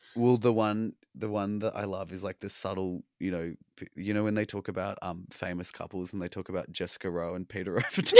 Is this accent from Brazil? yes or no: no; Australia; accent: Australian; moved away as an adult; now in New York, United States